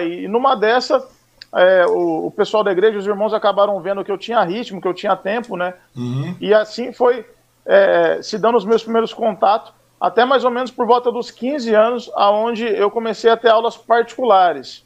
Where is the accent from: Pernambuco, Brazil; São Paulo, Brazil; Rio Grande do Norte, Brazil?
São Paulo, Brazil; Mogi Guaçu; eu sou natural de Mogi Guaçu, interior de São Paulo